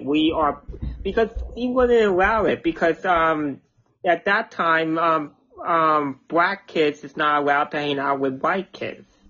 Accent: New Jersey, United States; New Jersey

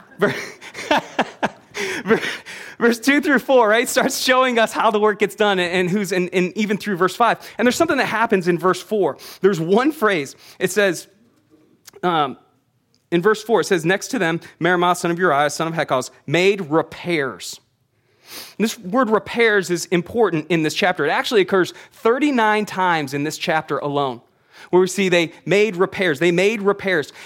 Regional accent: United States; we as American readers

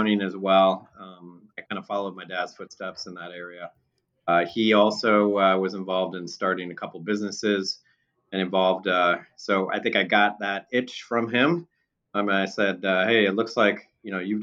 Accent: San Diego, California, United States; also born or lived in West Des Moines, Iowa / Arizona; moved out to the San Diego area when I was pretty young. And so I went to growing up in San Diego, went to high school in San Diego

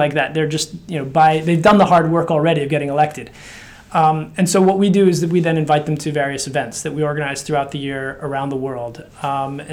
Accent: United States; accent: American; also born or lived in Slovakia; you can sense from my accent, it's an American accent. That's where I've lived longest

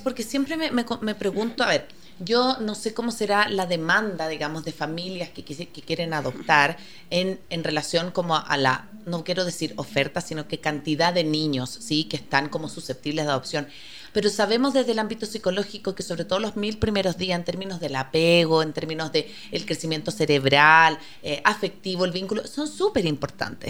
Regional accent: Chile; moved away; yo soy chilena, vengo de una realidad muy distinta

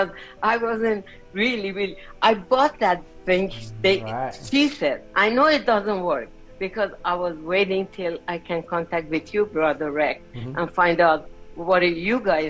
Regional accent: Iran; moved away; I'm from Iran

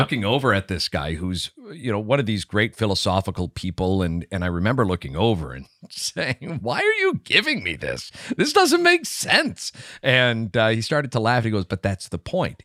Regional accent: Canada; good Canadian boys

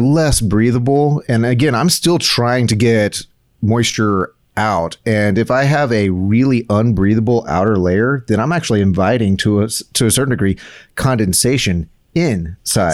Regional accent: South Texas, United States; me growing up in South Texas

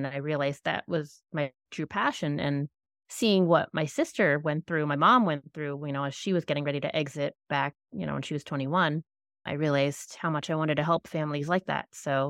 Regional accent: New York, United States; moved away; Well, I am actually originally from New York

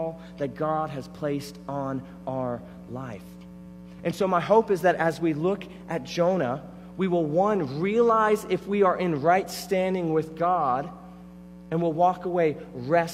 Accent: Florida, United States; I grew up in Florida, so I grew up going to Disney

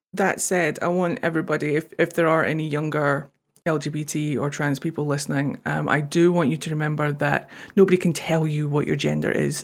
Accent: Scotland, United Kingdom; accent: Scottish; also born or lived in Japan; I'm Scottish

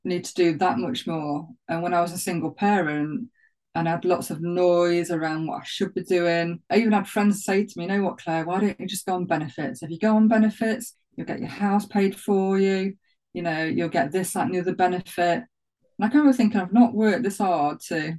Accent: Nottinghamshire, East Midlands, United Kingdom; accent: Notts; And there I was with my knots accent. So I live around 3 miles from Sherwood Forest.

